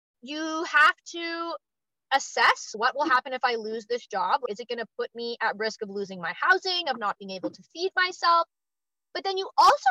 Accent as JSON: {"language": "English", "country": "Canada", "said": "I'm also Canadian"}